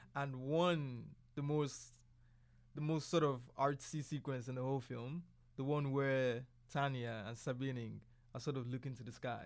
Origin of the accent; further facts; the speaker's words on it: Nigeria; I'm Nigerian